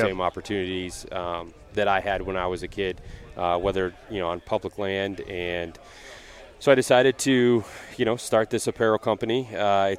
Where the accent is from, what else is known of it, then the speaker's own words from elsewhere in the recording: Lewiston, Michigan, United States; now in Metro Detroit, United States; I grew up a little bit northeast here, a small town called Lewiston